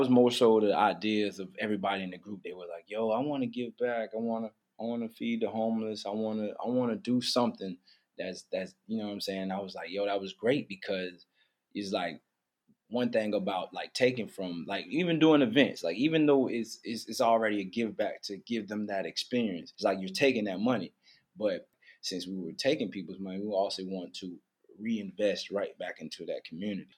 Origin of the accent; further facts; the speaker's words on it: Wilmington, North Carolina, United States; also born or lived in Charlotte, North Carolina; I'm from Wilmington. It's like the water, the beach, port city